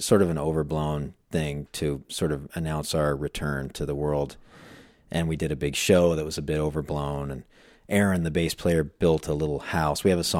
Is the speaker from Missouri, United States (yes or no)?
no; Phoenix, Arizona, United States; also born or lived in Chicago; now in Los Angeles, United States; I was in Chicago. I grew up in Phoenix.